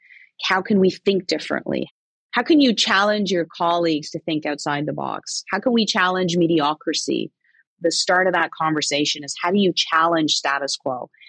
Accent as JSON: {"language": "English", "country": "Egypt", "tie": "born or raised there", "also_born_or_lived": "Kuwait", "moved": "as an adult", "lives_now": "Canada", "said": "I was born in Kuwait, half Egyptian, half Jordanian. We moved to Egypt in 1987."}